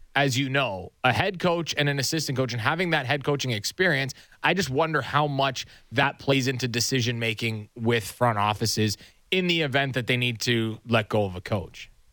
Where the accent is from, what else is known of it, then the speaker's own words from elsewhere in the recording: Nobleton, Ontario, Canada; My hometown